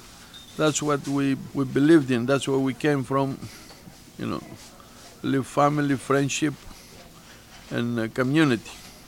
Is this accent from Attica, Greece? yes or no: no; Chios, North Aegean, Greece; now in United States; Originally, I come from Greece.